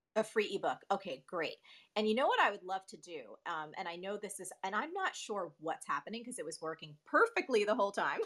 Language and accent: English; New Jersey, United States; also born or lived in New York; a weird, quirky Jersey girl